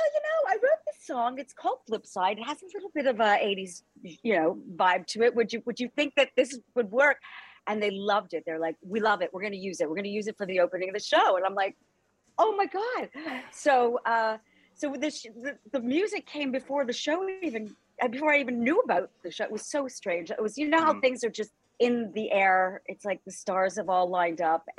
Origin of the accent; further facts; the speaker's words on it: Canada; accent: Canadian; my Canadian accent